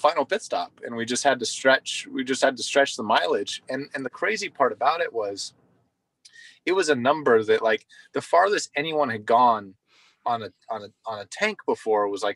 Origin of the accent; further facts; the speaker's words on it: United States; as an American at my home race